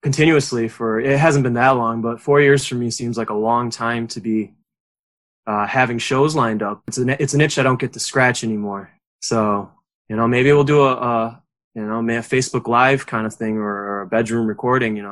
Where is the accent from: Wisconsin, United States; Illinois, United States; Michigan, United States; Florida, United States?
Wisconsin, United States; Edgerton; also born or lived in Madison; my hometown is not Madison, it's Edgerton, which is a small town of 5,000, give or take, about 40 minutes south of Madison.